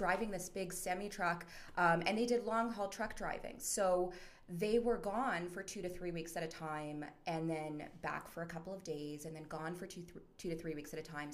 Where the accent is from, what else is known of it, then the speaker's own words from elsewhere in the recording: Chilliwack, British Columbia, Canada; moved away as an adult; also born or lived in Mexico City, Mexico / Toronto, Canada / Kelowna, Canada; now in Calgary, Canada; I grew up in Chilliwack, BC, and went to college in Kelowna, moved out to Calgary about 10 years ago